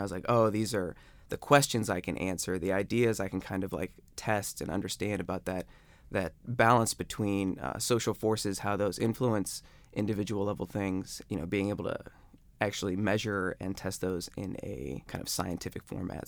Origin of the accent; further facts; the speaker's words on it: Akron, Ohio, United States; moved away; I'm from Akron.